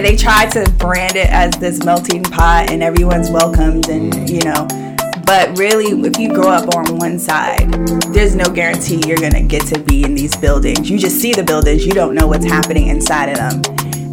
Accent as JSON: {"language": "English", "town": "New York City", "region": "New York", "country": "United States", "tie": "born or raised there", "also_born_or_lived": "Washington, District of Columbia, United States", "said": "I'm born and raised in Brooklyn. I grew up in Bed-Stuy"}